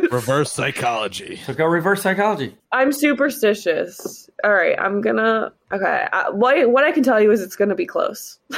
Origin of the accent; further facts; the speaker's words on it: Campbeltown, Scotland, United Kingdom; also born or lived in Greenock; so Greenock green ock is where i was born but i was raised in Campbeltown which is on the Mull of Kintyre a very small town boatyards fishing